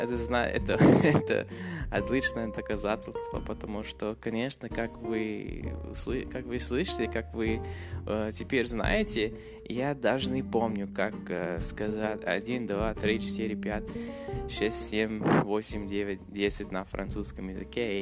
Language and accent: Russian; Canada; Russian is a second language; я из Канады